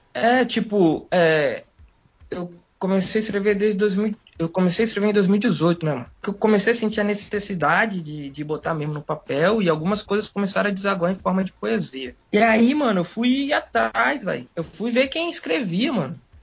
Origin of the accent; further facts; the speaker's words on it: Vitória, Espírito Santo, Brazil; Cresci ali na região de Taboazeiro, né, mano? Vivi ali, fui nascido e criado ali, até os meus 24 anos